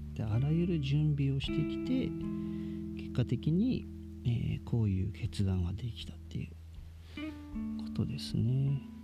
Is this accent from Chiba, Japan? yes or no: yes; Chiba, Japan; moved away as an adult; also born or lived in Miyazaki Prefecture; now in Miyazaki, Japan; 僕ずっと千葉県で生まれ育って、えー、千葉県の、まあ、海のないところで、えー、生活してたんですけど2011年に、えー、急に、まあ、当てもなく宮崎県に移住して